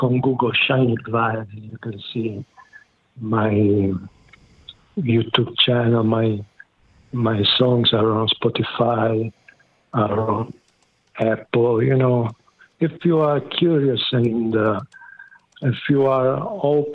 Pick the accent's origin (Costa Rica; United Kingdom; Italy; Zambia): Italy; near Taranto, Apulia; I was raised in near Taranto, in the south of Italy. The name of the region is Puglia